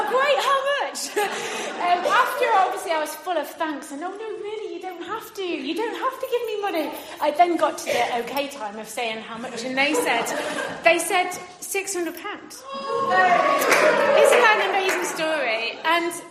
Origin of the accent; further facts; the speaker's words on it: Derbyshire, East Midlands, United Kingdom; moved away as an adult; also born or lived in Paisley, Scotland; I moved from Derbyshire, which is where I grew up to Scotland